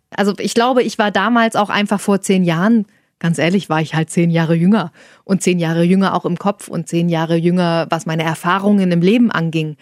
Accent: Saxony-Anhalt, Germany; moved away as an adult; now in Hanover, Germany; Ich komme aus Sachsen-Anhalt.

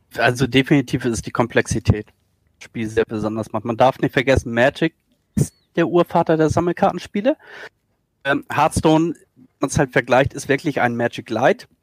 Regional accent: Schleswig-Holstein, Germany; also born or lived in Hamburg

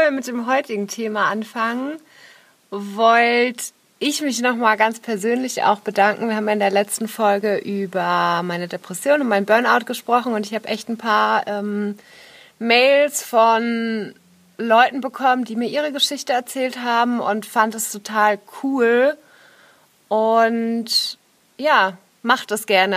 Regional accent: Nuremberg, Bavaria, Germany; moved away as an adult; Nürnberg ist ja auch meine Heimatstadt. Ich habe da 19 Jahre gelebt

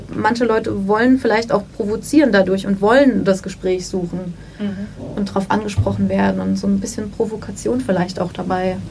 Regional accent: Wiesbaden, Hesse, Germany; ich bin in Wiesbaden aufgewachsen

